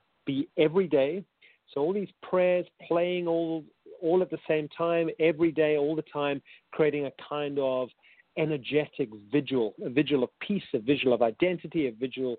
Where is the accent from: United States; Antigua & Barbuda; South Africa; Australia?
South Africa; accent: South African; also born or lived in Cape Town; I'm a South African, hence my strange accent